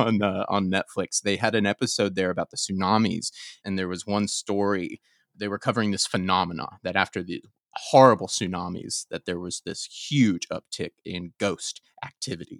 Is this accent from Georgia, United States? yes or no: yes; Atlanta, Georgia, United States; now in California, United States; I'm from Atlanta